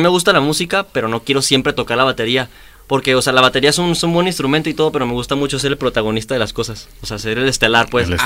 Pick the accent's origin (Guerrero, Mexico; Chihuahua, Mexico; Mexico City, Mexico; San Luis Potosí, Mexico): Chihuahua, Mexico; now in Guadalajara, Mexico; Yo soy de Chihuahua